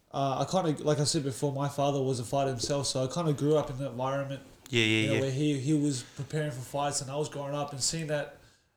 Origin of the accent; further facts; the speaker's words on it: Sydney, New South Wales, Australia; now in Melbourne, Australia; Born and raised in Australia, Sydney, but now living here in Melbourne.